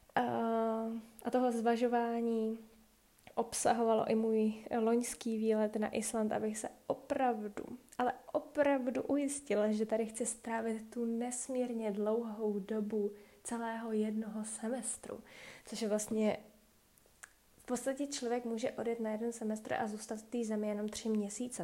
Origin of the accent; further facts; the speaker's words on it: Czechia; moved away as an adult; now in Iceland; v Čechách vůbec nejsme zvyklí